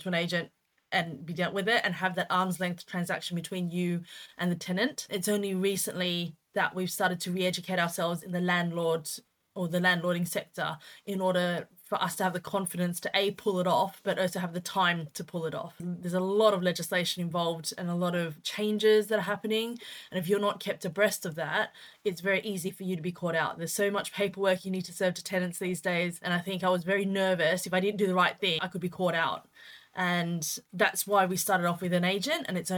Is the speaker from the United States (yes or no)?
no; Australia; moved away as an adult; now in United Kingdom; We started in Australia, which is where we're from. You could probably tell that the accent isn't as British as you'd probably find. So we started in Oz and we came to the UK in 2016.